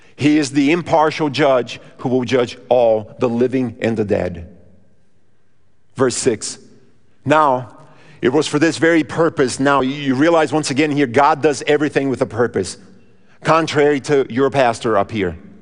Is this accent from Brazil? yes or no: yes; Brazil; moved away; Now, I grew up in Brazil